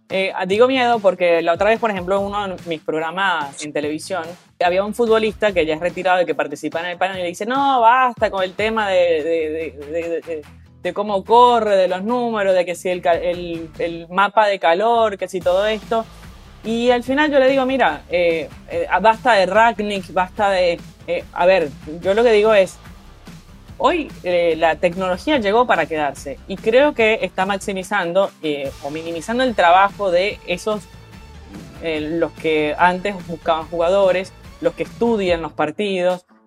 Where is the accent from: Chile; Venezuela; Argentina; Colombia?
Venezuela; yo que soy venezolana